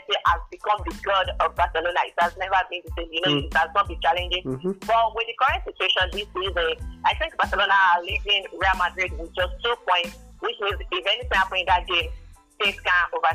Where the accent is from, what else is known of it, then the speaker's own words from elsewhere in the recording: Nigeria; I'm a Nigerian.